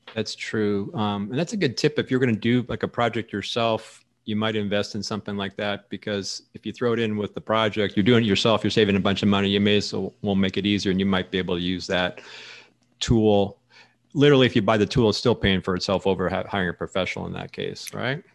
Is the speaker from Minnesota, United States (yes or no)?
no; Florida, United States; now in Arizona, United States; growing up in Florida